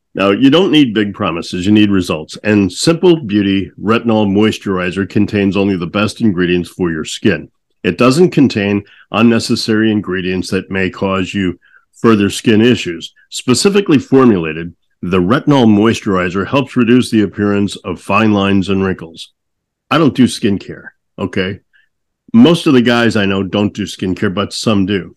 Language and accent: English; St. Louis, Missouri, United States; There was a place I grew up in St. Louis, a place called Keys, in Westport that I loved going